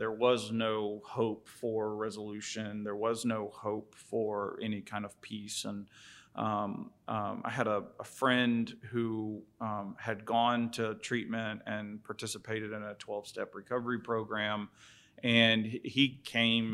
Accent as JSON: {"language": "English", "town": "St. Augustine Beach", "region": "Florida", "country": "United States", "tie": "born or raised there", "also_born_or_lived": "Jacksonville, Florida", "moved": "as an adult", "said": "I'm from St. Augustine Beach. Um, grew up back and forth between St. Augustine and Jacksonville"}